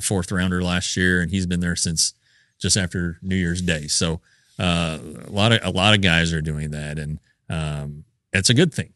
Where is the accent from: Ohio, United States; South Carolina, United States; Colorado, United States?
Colorado, United States; I'm from Colorado